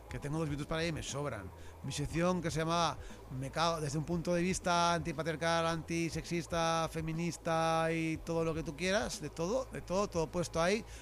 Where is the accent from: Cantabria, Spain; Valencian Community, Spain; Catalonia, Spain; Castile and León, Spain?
Valencian Community, Spain; valencianos como yo